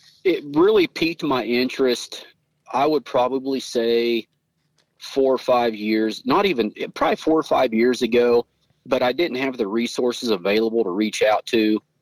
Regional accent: Scott City, Kansas, United States; my hometown of Scott City, where I was born and raised at, and where I currently reside.

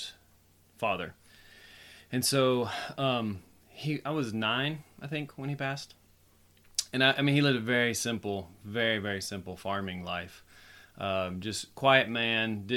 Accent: Kentucky, United States; We're both from Kentucky, where we live now

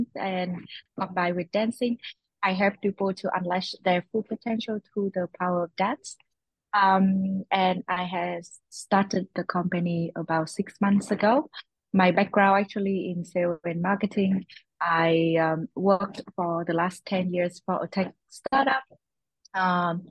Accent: Vietnam; also born or lived in Netherlands / United Kingdom / Portugal; now in Lisbon, Portugal; I'm originally from Vietnam.

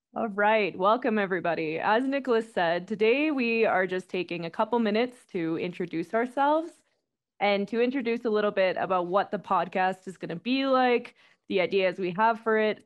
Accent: Whitehorse, Yukon, Canada; moved away as an adult; also born or lived in Calgary, Canada; now in Quito, Ecuador; I am from, originally from White Horse, Yukon, pretty far north

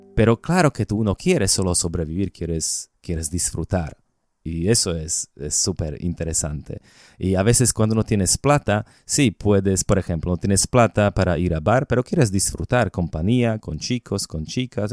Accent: Slovakia; Spanish is a second language; moved away as an adult; also born or lived in Bogotá, Colombia; yo compré dos departamentos en Eslovaquia, en mi país

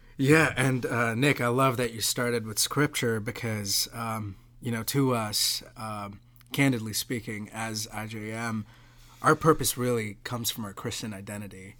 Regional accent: Mumbai, Maharashtra, India; now in United States; I grew up in Mumbai, uh, didn't grow up in a slum.

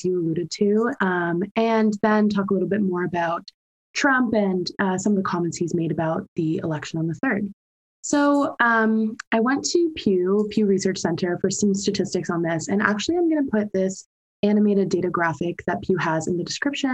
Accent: United States; moved away; I am an American who's been abroad

